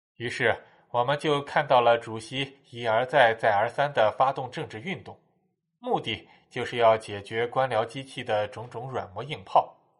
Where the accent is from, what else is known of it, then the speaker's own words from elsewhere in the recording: China; 但我们中国人自己知道